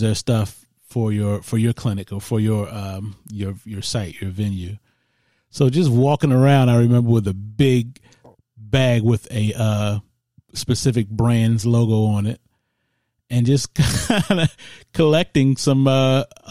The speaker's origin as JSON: {"language": "English", "town": "Baltimore", "region": "Maryland", "country": "United States", "tie": "born or raised there", "said": "I'm from Baltimore"}